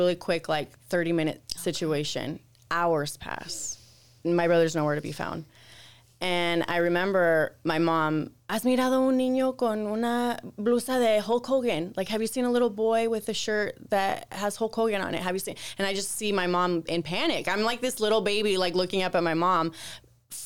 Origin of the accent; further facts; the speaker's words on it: United States; also born or lived in Nogales, Sonora, Mexico; I was born here in the States